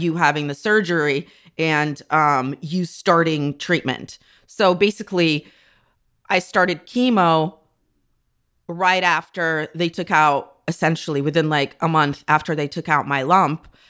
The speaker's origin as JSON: {"language": "English", "area": "near Chernobyl", "region": "Kyiv Oblast", "country": "Ukraine", "tie": "born or raised there", "also_born_or_lived": "North America", "moved": "yes", "said": "I grew up near Chernobyl."}